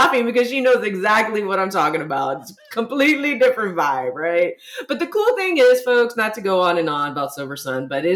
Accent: San Antonio, Texas, United States; here in my hometown of San Antonio

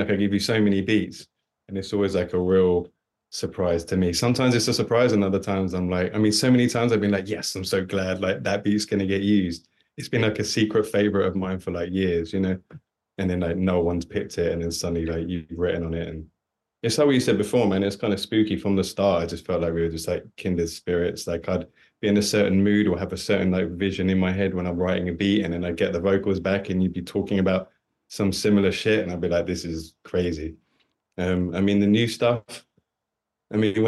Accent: London, United Kingdom; where I grew up around Southeast London

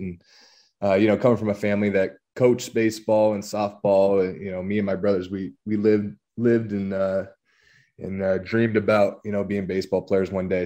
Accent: La Habra, California, United States; moved away; I'm from La Habra, California, uh, down in Southern California

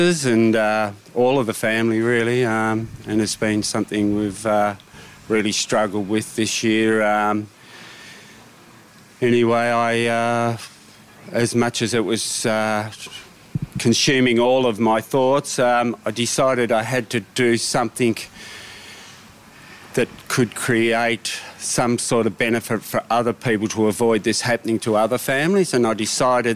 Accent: Deloraine, Tasmania, Australia; from Deloraine, which is my hometown

